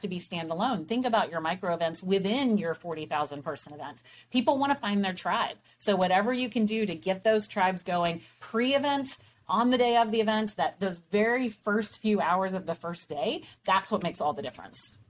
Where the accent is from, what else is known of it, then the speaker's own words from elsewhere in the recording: Texas, United States; we're from Texas